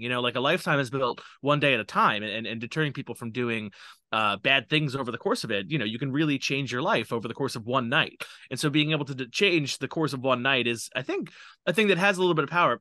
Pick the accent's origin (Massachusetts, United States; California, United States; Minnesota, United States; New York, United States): New York, United States; New York City; I am from New York City. I, I live there right now. I live in Queens